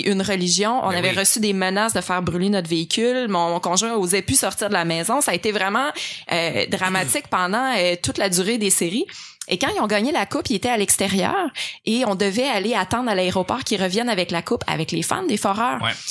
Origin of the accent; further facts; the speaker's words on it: Abitibi, Quebec, Canada; je viens de la BTB